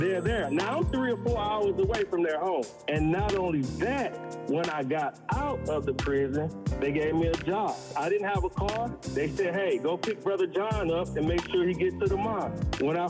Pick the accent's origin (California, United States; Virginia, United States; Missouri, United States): Missouri, United States; St. Louis; moved away; I'm born and raised in St. Louis, Missouri